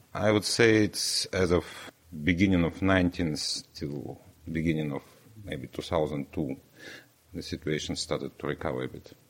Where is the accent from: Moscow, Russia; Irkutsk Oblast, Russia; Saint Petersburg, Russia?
Irkutsk Oblast, Russia; Irkutsk; English is a second language; now in Dundee, United Kingdom; it's my hometown